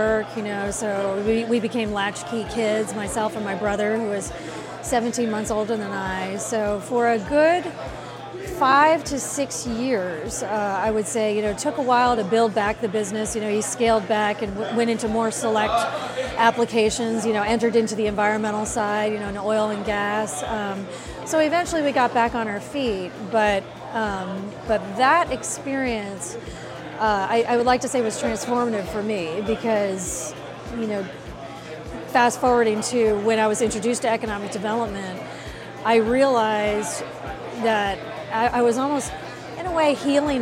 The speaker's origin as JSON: {"language": "English", "town": "Fort Lauderdale", "region": "Florida", "country": "United States", "tie": "born or raised there", "said": "I was born and raised in Fort Lauderdale, Florida."}